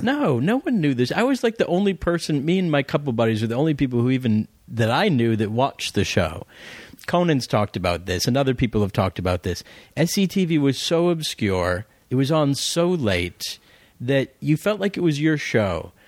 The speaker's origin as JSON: {"language": "English", "region": "Florida", "country": "United States", "tie": "born or raised there", "moved": "as an adult", "said": "I was a kid from Florida"}